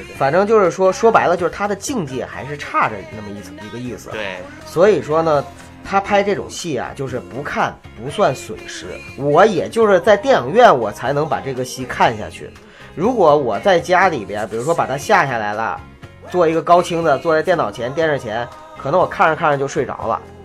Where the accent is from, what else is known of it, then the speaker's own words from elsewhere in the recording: Northeast China, China; 而我是东北人